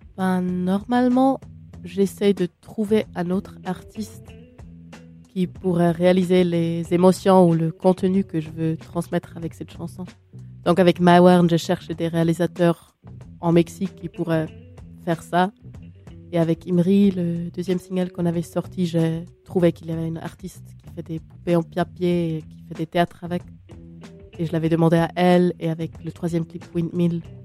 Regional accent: Switzerland; je suis suisse

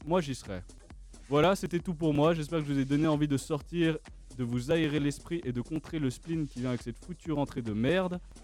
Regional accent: Switzerland; depuis tout petit, en tant que Suisse

